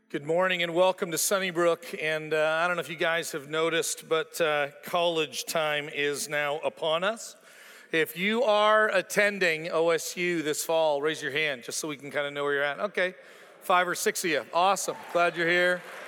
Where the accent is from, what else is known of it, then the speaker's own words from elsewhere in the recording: Canada; moved away as an adult; also born or lived in Toronto, Ontario / Calgary, Alberta / Joplin, Missouri; now in Stillwater, United States; I was born on May seventeenth, nineteen sixty-eight, in Canada for a reason. I was raised in Toronto and then later on in Calgary